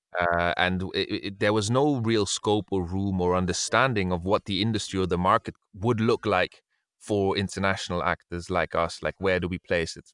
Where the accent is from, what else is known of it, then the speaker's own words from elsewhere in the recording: Brussels, Brussels-Capital Region, Belgium; moved away as an adult; also born or lived in Spain / England; now in London, United Kingdom; I was born in Spain, but I grew up in Brussels, in Belgium, and then now I live in England